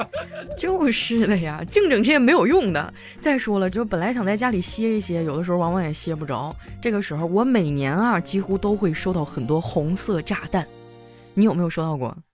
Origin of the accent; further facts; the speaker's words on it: Northeast China, China; moved away; 就以前在我老家嘛，我是东北的，我跟小黑一个地区哈